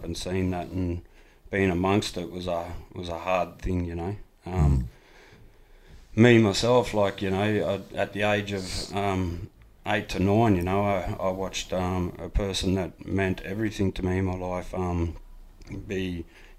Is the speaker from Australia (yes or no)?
yes; Ivanhoe, New South Wales, Australia; I'm a proud Nyampa man from out in Ivanhoe, New South Wales